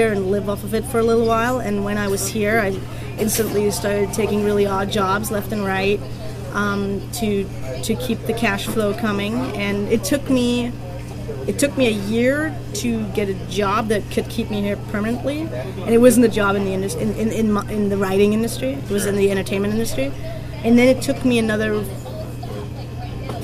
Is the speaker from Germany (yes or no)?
yes; Burghausen, Bavaria, Germany; now in Los Angeles, United States; Burghausen in Germany, which is my hometown of 20,000 people.